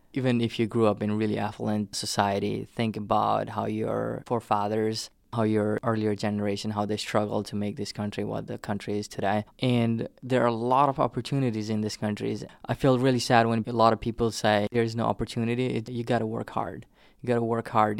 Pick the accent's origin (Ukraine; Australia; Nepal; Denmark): Nepal; southern Nepal; first language Nepali; English is a second language; moved away as an adult; also born or lived in Hartford; now in United States; I grew up in the plains